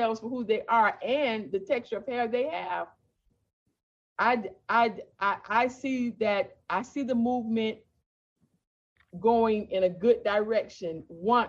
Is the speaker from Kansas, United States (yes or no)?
no; Miami, Florida, United States; also born or lived in Fort Lauderdale, Florida / West Palm Beach, Florida / Riviera Beach, Florida; I am a 100% Floridian. I've never seen snow. I was born in Fort Lauderdale. We moved to West Palm Beach, Riviera. And when I was about 8 or 9, when I was about 9, we moved to Miami.